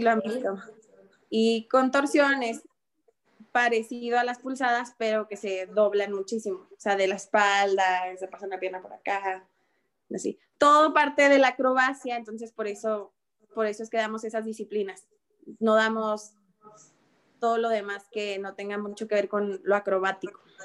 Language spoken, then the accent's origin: Spanish; Ciudad Juárez, Chihuahua, Mexico; soy de Ciudad Juárez